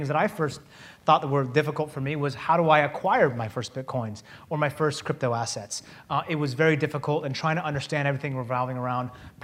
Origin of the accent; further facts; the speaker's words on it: Seattle, Washington, United States; We're both from Seattle